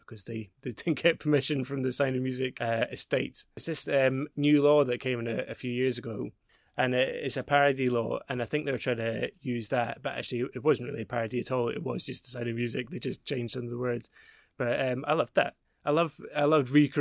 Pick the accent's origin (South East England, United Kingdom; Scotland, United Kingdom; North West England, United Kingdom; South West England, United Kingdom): Scotland, United Kingdom; Glasgow; accent: mixed; moved away; I grew up in Glasgow. I've got a really mixed accent because my parents are English.